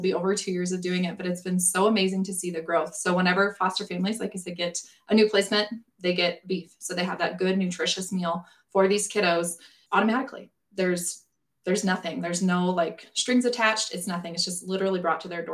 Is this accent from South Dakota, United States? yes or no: yes; South Dakota, United States; now in Western Nebraska, United States; I grew up in South Dakota, so I've grown up around this my whole entire life